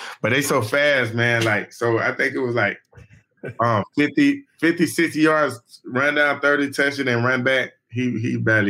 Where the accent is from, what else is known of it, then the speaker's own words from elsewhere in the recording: Orlando, Florida, United States; you know, I'm from Orlando. I stay in Orlando.